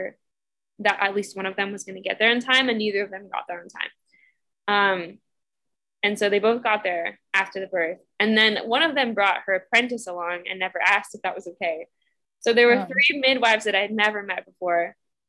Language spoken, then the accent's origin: English; United States; I'm from Washington, so I'm all pale and I have blue eyes